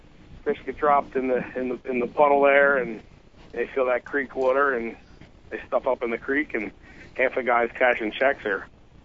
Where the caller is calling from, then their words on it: New Jersey, United States; We doing? South Jersey.